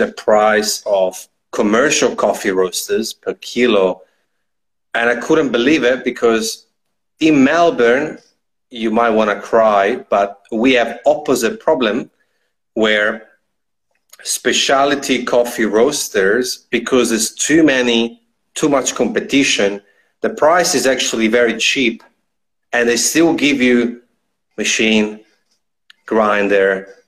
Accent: Trentino-Alto Adige, Italy; I'm actually from Trentino, so very, very, very small town

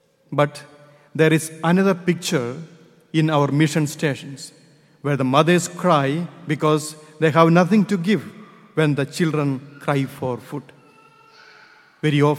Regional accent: India; moved away; I am from India.

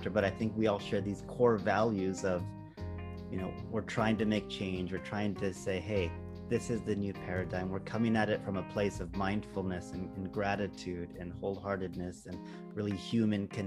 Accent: Japan; now in Canada; Not that, oh, we're from Japan, but we're humans on this earth and we can share, you know, common values

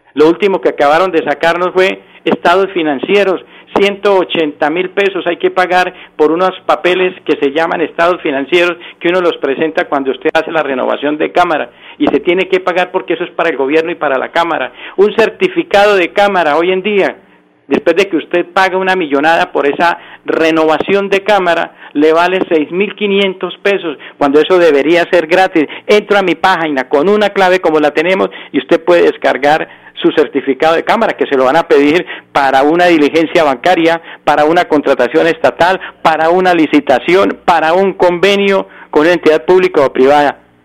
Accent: Santander, Colombia; soy colombiano y soy santanderiano

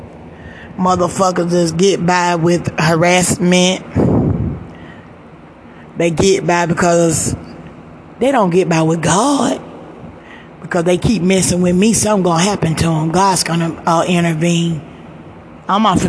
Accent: United States; I'm from America.

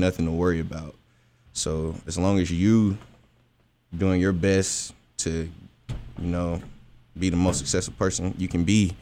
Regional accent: Nashville, Tennessee, United States; I'm a male from Nashville, Tennessee

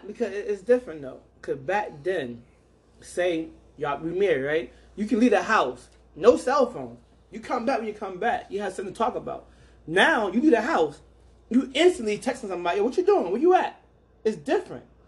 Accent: New York City, New York, United States; where I grew up at in New York, it was a movie theater called Cross Bay

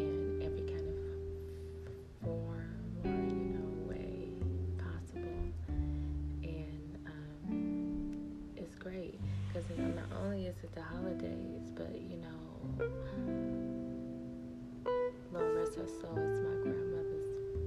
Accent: Arkansas, United States; moved away; I'm originally from Arkansas. Yeah, I was bred in Arkansas, Four City, Arkansas

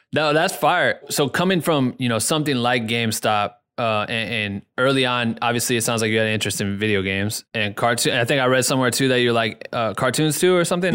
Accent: Iowa, United States; now in Los Angeles, United States; I'm from the Midwest, I'm from Iowa

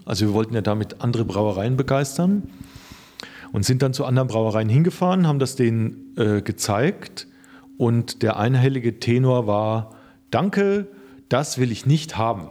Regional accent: Rhön, Lower Franconia, Bavaria, Germany; geboren bin ich in der Rhön. Äh, die Rhön ist, äh, liegt in Unterfranken

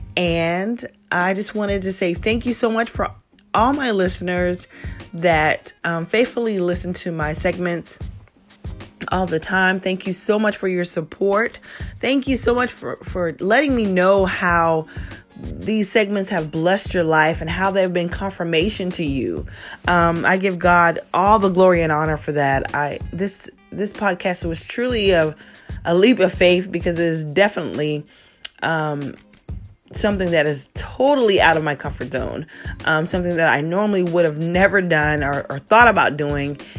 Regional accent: South Carolina, United States; moved away as an adult; also born or lived in Virginia; I'm born and raised in South Carolina.

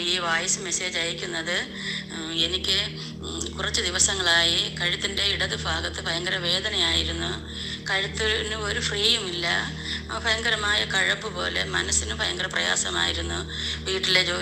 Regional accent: Thiruvananthapuram, Kerala, India; ഞാൻ ട്രിവാൻഡത്ത് നിന്നാണ്

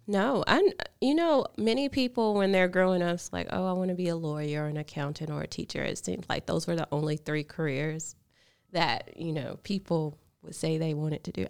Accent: Vernon, Alabama, United States; also born or lived in Sulligent, Alabama; now in Birmingham, United States; I grew up in Lamar County.

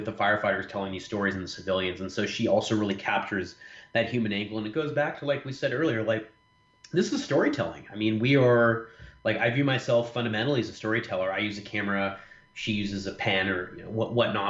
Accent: Orange County, California, United States; growing up in Orange County

